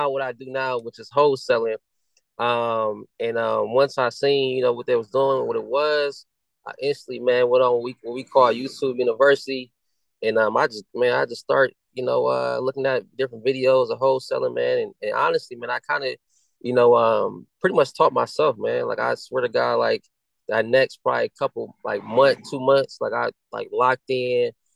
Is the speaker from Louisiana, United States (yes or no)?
no; Akron, Ohio, United States; I'm from Akron, Ohio